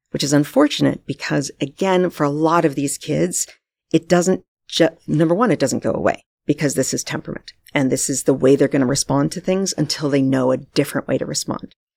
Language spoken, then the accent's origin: English; United States; moved away as an adult; now in Vancouver, Canada; I'm actually from the States, as you know.